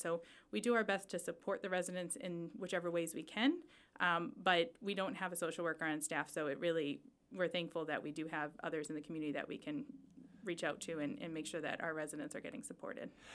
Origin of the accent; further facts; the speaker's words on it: Chelmsford, Massachusetts, United States; also born or lived in Charlotte, North Carolina; I was born and raised in Chelmsford.